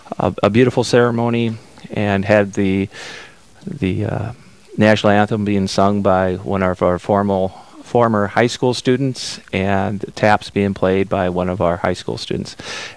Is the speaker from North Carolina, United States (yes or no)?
no; Miller, South Dakota, United States; now in Milbank, United States; I'm a simple country folk, born and raised in Miller, South Dakota, in a family of 9 children.